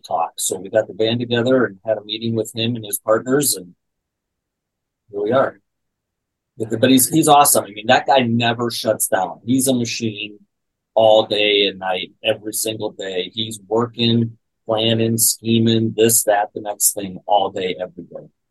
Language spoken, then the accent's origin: English; South Dakota, United States; I grew up in South Dakota, so there's not much going on there, you know. And little kid from South Dakota